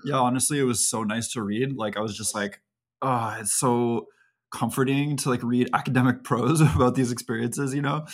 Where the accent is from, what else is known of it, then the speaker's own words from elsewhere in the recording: Canada; we're Canadian